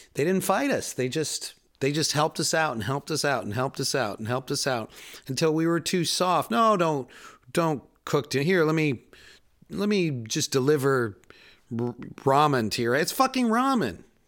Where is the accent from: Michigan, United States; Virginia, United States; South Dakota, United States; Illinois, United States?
Illinois, United States; Chicago; moved away; also born or lived in Queens, New York; I'm a city boy. I grew up in Chicago